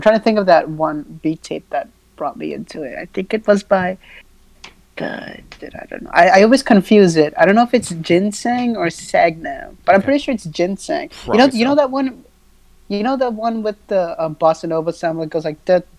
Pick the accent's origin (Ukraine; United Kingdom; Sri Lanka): Sri Lanka; first language si; English is a second language; I speak English, pretty much English, and mm-hmm. I speak a little bit of my native tongue, which is Sinhalese